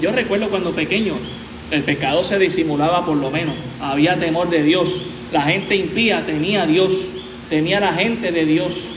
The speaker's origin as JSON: {"language": "Spanish", "country": "Puerto Rico"}